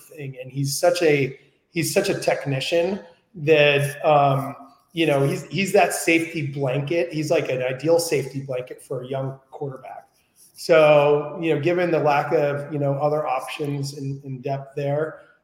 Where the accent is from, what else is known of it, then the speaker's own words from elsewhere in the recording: New Jersey, United States; I grew up in New Jersey